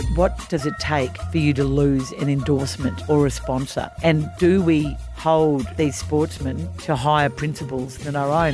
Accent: Australia; as an Australian

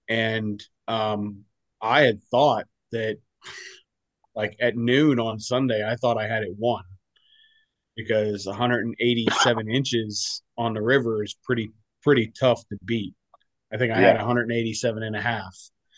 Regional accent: Vanderbilt, Pennsylvania, United States; in Vanderbilt, Pennsylvania.

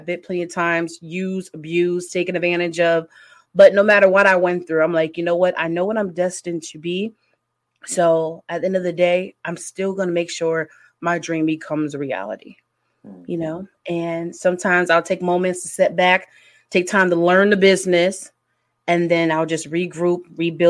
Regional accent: Connecticut, United States; moved away as an adult; now in Indiana, United States; I'm originally from Connecticut, but as of like right now, I reside in the Midwest in Indiana.

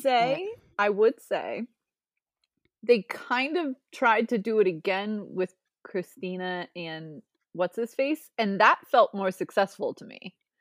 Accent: Ohio, United States; I grew up in Ohio, but I, I grew up twenty minutes away from the Pro Football Hall of Fame.

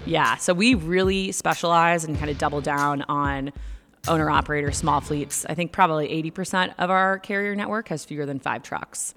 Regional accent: Boston, Massachusetts, United States; now in Chicago, United States; I'm from Boston originally, but I live in Chicago

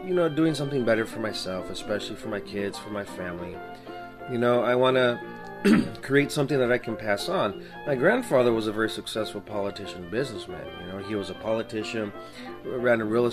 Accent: El Paso, Texas, United States; now in Washington, United States; I'm originally from El Paso, Texas

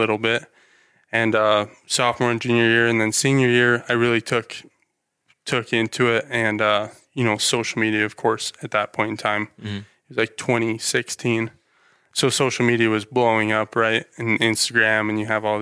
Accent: Ammon, Idaho, United States; I'm originally from here, born here, never moved, never. I've actually lived in Ammon for my whole life.

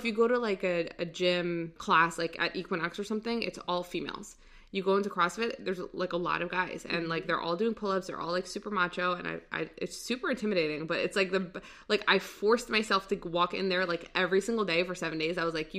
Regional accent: Virginia, United States; also born or lived in Saudi Arabia; I grew up in Virginia, most of it.

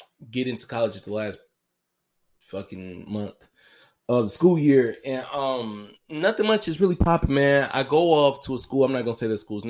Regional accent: Memphis, Tennessee, United States; I was born on June 14th, 1992, at 6:36 at night in the city of Memphis, Tennessee

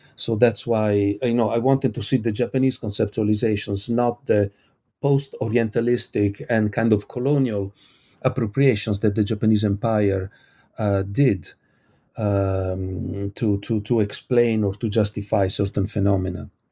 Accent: Italy; I come from Italy.

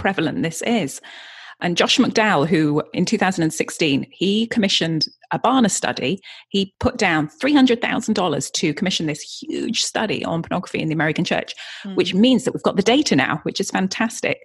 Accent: Yorkshire and the Humber, United Kingdom; also born or lived in Brighton; now in California, United States; I grew up in Yorkshire in the UK and then moved down to Brighton.

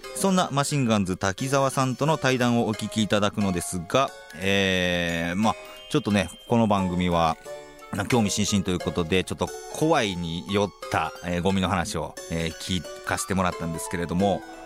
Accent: Kansai, Japan; 関西だと、爆笑ブーイングっていう番組があって

